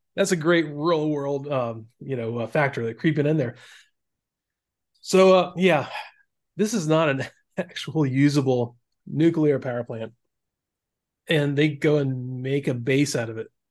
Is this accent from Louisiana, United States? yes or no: no; Florida, United States; I grew up in Florida